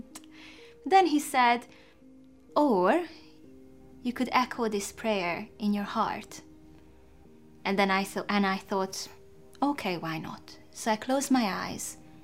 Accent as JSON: {"language": "English", "country": "Hungary", "tie": "born or raised there", "moved": "as an adult", "lives_now": "England", "said": "I was born in Hungary in the 1980s"}